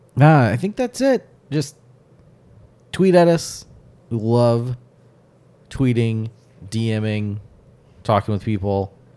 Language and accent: English; United States; as an American